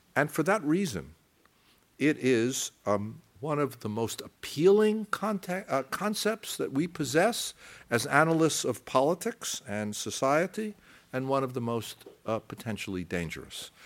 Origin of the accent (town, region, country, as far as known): United States; accent: American